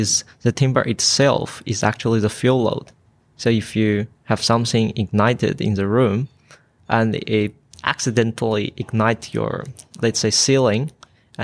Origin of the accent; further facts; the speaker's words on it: China; moved away as an adult; now in Queensland, Australia; I came from China